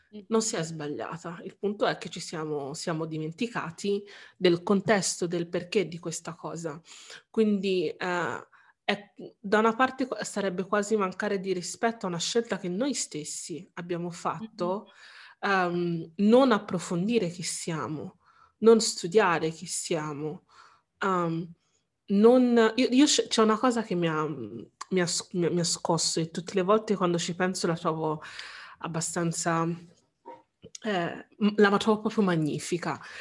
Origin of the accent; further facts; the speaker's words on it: Italy; essendo io nato in Italia